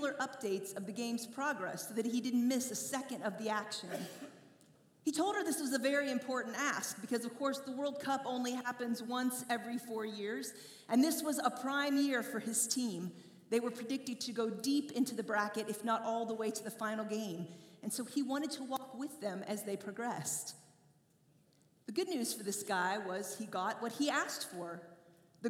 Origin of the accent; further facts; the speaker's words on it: Indiana, United States; I grew up in Indiana